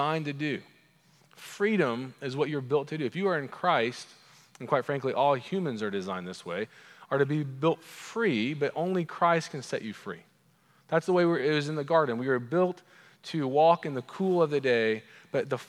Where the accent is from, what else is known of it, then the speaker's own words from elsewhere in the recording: Edmond, Oklahoma, United States; accent: Oklahoman; my Oklahoman accent